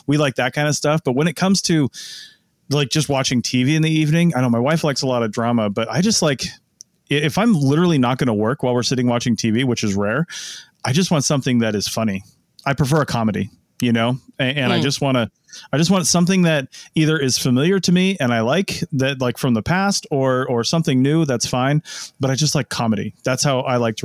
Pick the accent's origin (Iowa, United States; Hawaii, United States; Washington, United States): Washington, United States; Seattle; I'm from the Seattle area